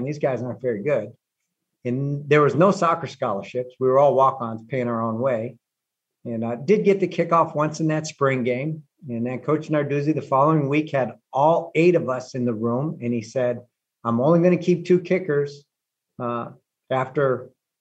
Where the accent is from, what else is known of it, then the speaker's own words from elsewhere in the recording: Cleveland, Ohio, United States; I grew up in Cleveland